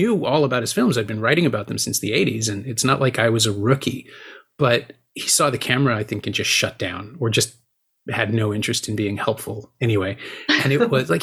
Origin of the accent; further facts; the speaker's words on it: Toronto, Ontario, Canada; I'm from Toronto